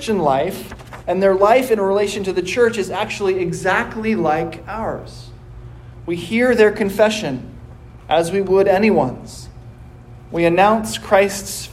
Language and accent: English; United States; I am an American